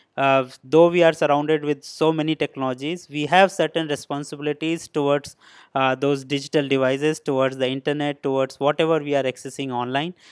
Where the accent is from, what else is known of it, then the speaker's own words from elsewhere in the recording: India; moved away as an adult; now in Shenzhen, China; I'm basically from India